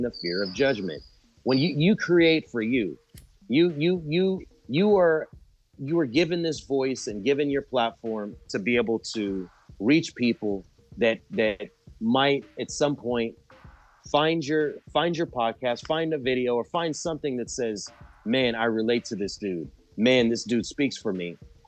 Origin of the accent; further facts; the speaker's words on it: Galveston, Texas, United States; now in Sri Lanka; where I was born in Galveston